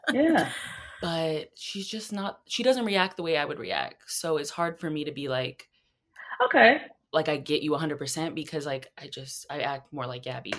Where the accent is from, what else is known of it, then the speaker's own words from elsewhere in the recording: Florida, United States; now in South Carolina, United States; I'm from Florida, like I was born there, but I've been in South Carolina